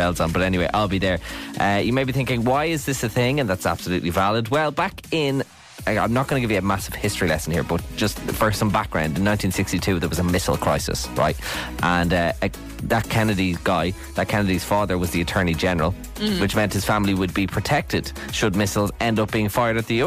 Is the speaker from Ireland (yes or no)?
yes; Ireland; we're Irish.